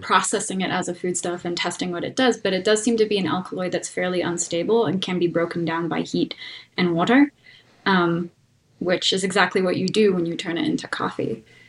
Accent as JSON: {"language": "English", "region": "North Carolina", "country": "United States", "tie": "born or raised there", "also_born_or_lived": "California", "moved": "yes", "lives_now": "Denver, United States", "said": "I grew up on on the East Coast um, in North Carolina"}